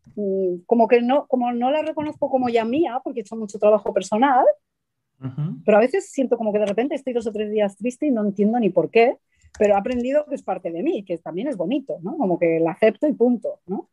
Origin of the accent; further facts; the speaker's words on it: Madrid, Community of Madrid, Spain; also born or lived in Argentina; yo nací en Argentina luego de pequeña me fui a vivir a Madrid